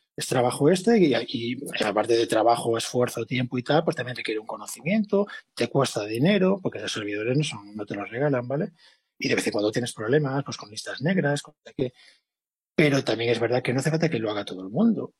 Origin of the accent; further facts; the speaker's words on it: Spain; siendo españoles